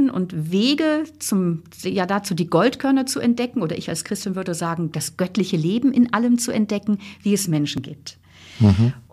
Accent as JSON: {"language": "German", "region": "Northern Germany", "country": "Germany", "said": "Ich komme ja auch aus Norddeutschland, wo nicht so viele religiös geprägt sind"}